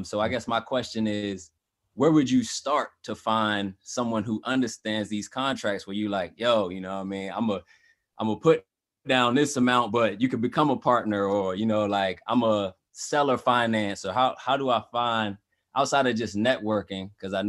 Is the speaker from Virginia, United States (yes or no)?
yes; Hampton, Virginia, United States; now in Northern Virginia, United States; Right now I live in Northern Virginia, but I'm from Southern Virginia, Hampton, like in the Hampton University area